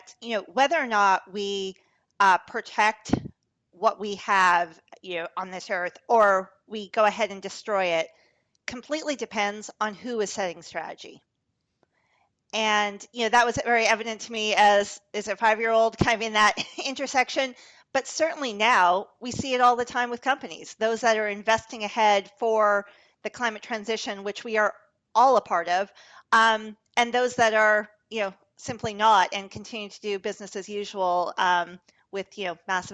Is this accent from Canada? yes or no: yes; Canada; I grew up in Canada